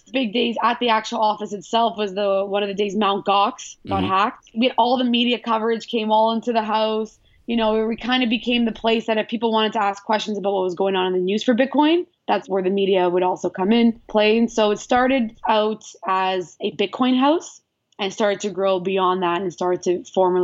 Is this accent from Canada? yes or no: yes; Toronto, Ontario, Canada; I'm from Toronto in Canada.